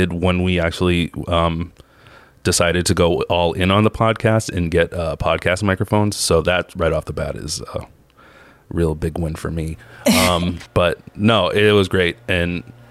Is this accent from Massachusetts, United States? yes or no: yes; Boston, Massachusetts, United States; I'm from South Boston